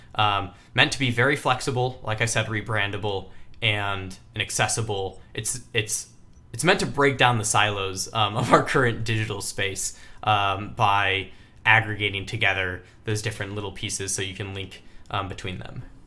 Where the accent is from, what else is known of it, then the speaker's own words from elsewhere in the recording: Michigan, United States; moved away as an adult; also born or lived in Texas; Mackinac Island Fudge, which is a very Michigan ice cream. Also happens to be where I was born and raised